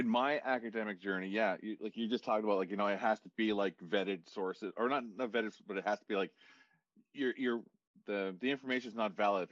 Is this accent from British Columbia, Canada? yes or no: no; Listuguj, Quebec, Canada; moved away as an adult; also born or lived in Ottawa; I'm from Listuguj